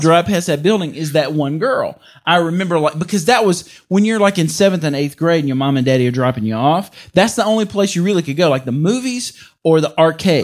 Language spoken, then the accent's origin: English; Mississippi, United States; I'm from Mississippi.